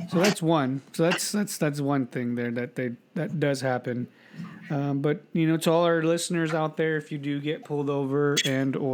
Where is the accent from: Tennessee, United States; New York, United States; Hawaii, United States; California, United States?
California, United States; first language English; I was an American from California